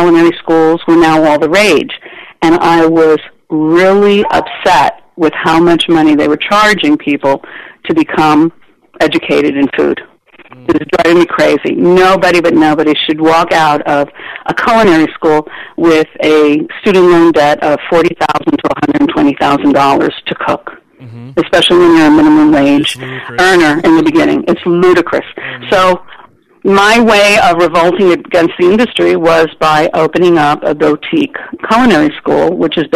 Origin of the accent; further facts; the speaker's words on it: New York, United States; I grew up in New York, and my neighborhood was an Italian-Jewish neighborhood